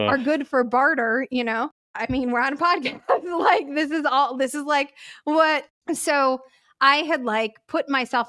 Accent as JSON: {"language": "English", "town": "Chicago", "region": "Illinois", "country": "United States", "tie": "born or raised there", "said": "I'm from Chicago, which is like a sports city, right? So like everybody in the Midwest loves sports. We all know sports. This weird like women don't do sports thing just didn't exist in the ecosphere that I was growing up"}